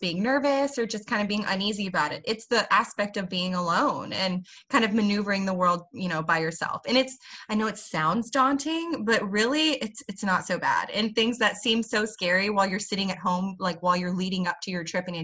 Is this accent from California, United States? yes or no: no; Texas, United States; accent: Southern; I'm a Texan